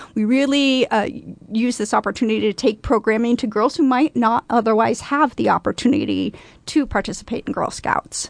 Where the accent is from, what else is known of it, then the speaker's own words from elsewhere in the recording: Council Bluffs, Iowa, United States; moved away as an adult; now in Omaha, United States; I grew up in Council Bluffs, Iowa